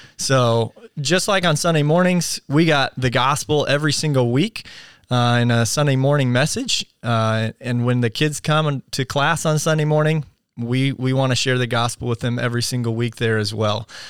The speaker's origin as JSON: {"language": "English", "country": "United States", "said": "we as American Christians"}